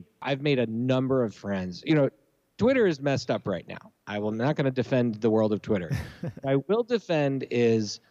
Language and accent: English; Montreal, Quebec, Canada; moved away as an adult; also born or lived in Philadelphia, Pennsylvania, United States / Washington, D.C. area, United States; I grew up mostly in Montreal, but I lived in Philly until I was seven